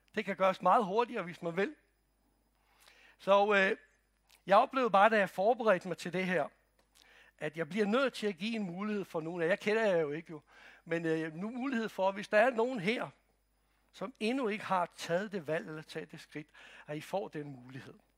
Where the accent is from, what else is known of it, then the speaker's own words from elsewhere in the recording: Croatia; now in Denmark; Jeg kommer fra Kroatien